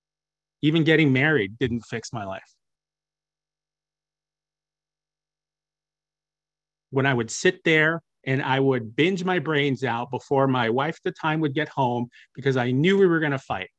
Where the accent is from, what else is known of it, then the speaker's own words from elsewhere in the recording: Midwest, United States; I'm from the Midwest